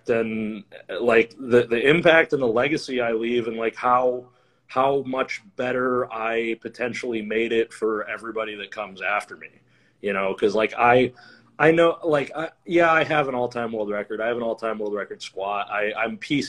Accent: Flint, Michigan, United States; moved away as an adult; also born or lived in Ohio; I grew up in Flint

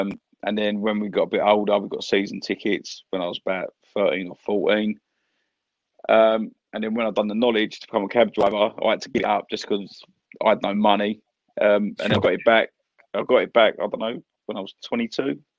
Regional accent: London, United Kingdom; So we grew up in Barnsdown. I'm sure a few people know where that is, like literally 5 minutes away from the ground.

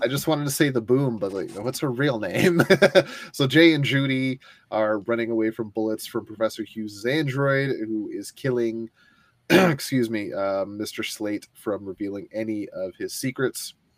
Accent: Ontario, Canada; I'm from Ontario and I speak French

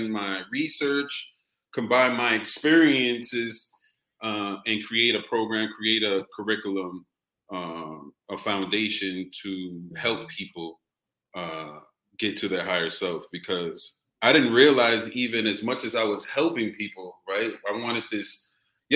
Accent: Boston, Massachusetts, United States; moved away as an adult; also born or lived in California; I kept going back and forth to California and Boston. But Boston raised me.

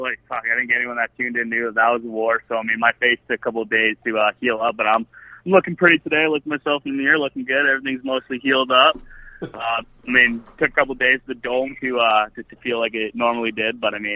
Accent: Edmonton, Alberta, Canada; Born and raised in Edmonton, minor hockey, White Mud West, and CAC and whatnot. So I'm just born and raised in Edmonton all the way through, and was finally able to get Ice Wars 2 going in my hometown.

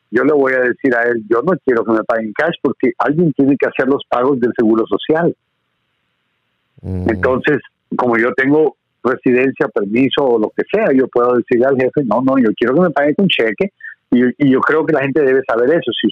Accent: Guatemala; born there; also born or lived in Honduras / Miami; viví en Honduras un tiempo, mi madre es hondureña, entonces viví en Honduras un tiempo, nací en Guatemala, viví en Guatemala un tiempo, viví en Miami un tiempo, o sea, estuve viajando por todos lados, soy el inmigrante típico

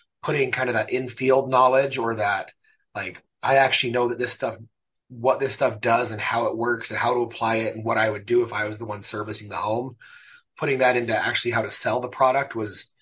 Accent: San Bernardino, California, United States; moved away as an adult; also born or lived in Mexico City, Mexico; now in Utah, United States; I grew up in Southern California, San Bernardino

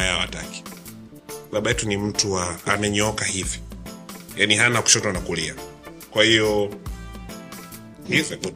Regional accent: Dar es Salaam, Tanzania; born there; Mi ndo nimezaliwa Dar es Salaam Lugalo.

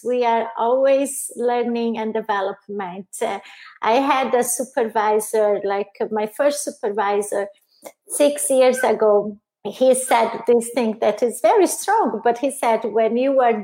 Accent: Brazil; English is a second language; moved away as an adult; also born or lived in Italy; now in United States; I'm original from Brazil, lived in Italy, and I've been here in the U.S. for 8 years now

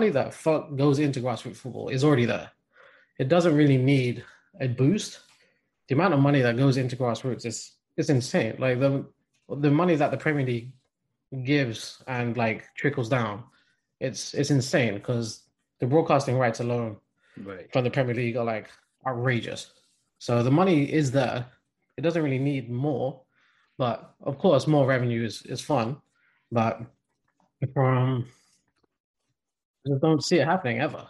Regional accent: England, United Kingdom; being born and raised in England

